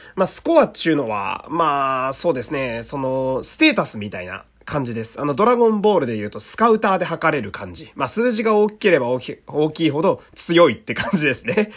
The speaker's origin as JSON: {"language": "Japanese", "region": "Fukui", "country": "Japan", "tie": "born or raised there", "also_born_or_lived": "Osaka", "moved": "yes", "said": "生まれは福井県"}